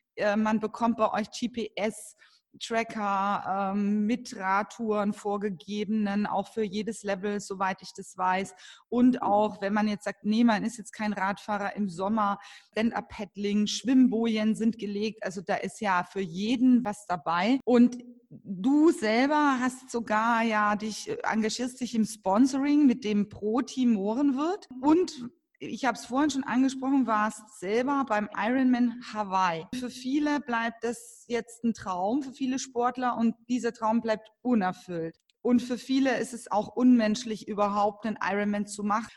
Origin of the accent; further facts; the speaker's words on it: Franconia, Bavaria, Germany; ich komme ja aus dem Fränkischen